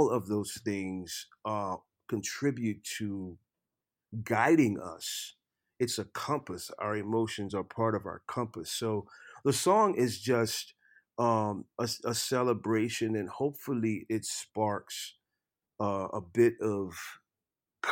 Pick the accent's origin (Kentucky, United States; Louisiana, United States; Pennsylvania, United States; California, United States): Louisiana, United States; Lafayette; moved away as an adult; also born or lived in Nashville; I grew up in Lafayette, Louisiana, in a very festive culture.